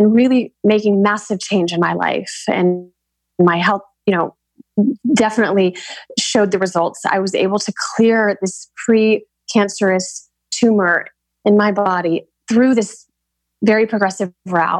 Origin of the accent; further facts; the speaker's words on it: Alabama, United States; moved away; also born or lived in Aspen / Santa Monica; I was born and raised in Alabama, which is a very conservative part of the country.